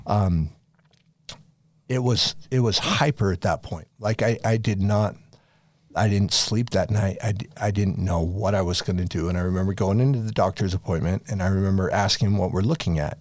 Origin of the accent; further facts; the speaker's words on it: Farmington, Utah, United States; also born or lived in France / Las Vegas, Nevada / East Coast; I grew up in Farmington, Utah, more or less, from the time I was eight. We lived in France for a couple years when I was younger